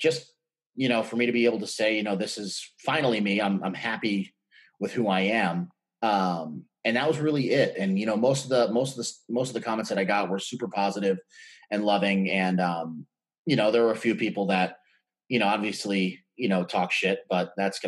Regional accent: New York City, New York, United States; moved away; we're originally from Brooklyn, New York.

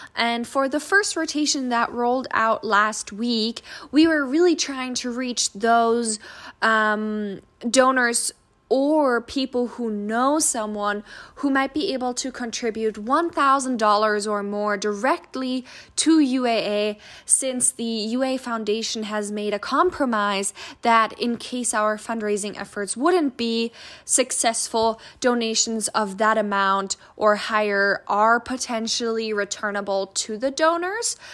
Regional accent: Germany; moved away as an adult; now in Alaska, United States; I'm from Germany.

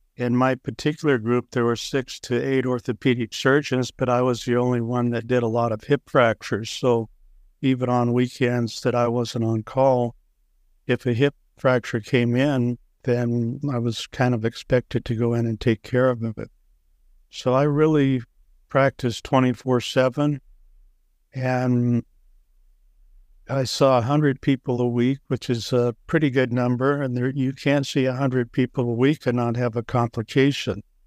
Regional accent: Waukee, Iowa, United States; Waukee, Iowa, which, at the time I grew up, was a small farm town west of Des Moines

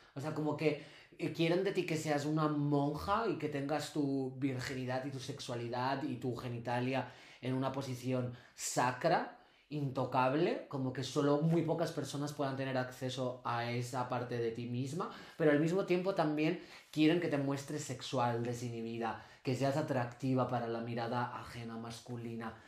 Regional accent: Castile and León, Spain; vengo de Castilla y León

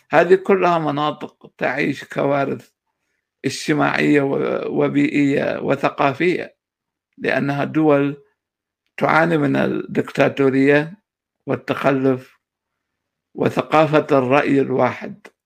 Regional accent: Mosul, Nineveh, Iraq; moved away as an adult; now in United States; انا اولا آه، من مواليد 1972 آه، العراق الموصل آه، آه، أنا هاجرت إلى الولايات المتحدة عام 2010

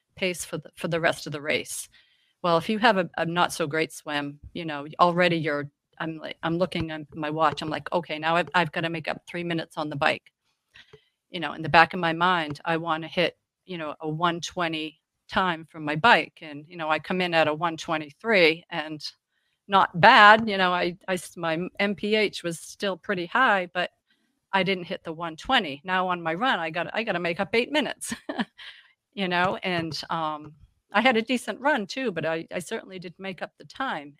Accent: Massachusetts, United States; moved away as an adult; now in York, Maine, United States; I'm from Massachusetts, where I lived there probably

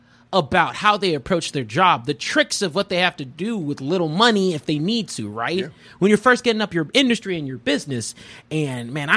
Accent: United States; born or raised there

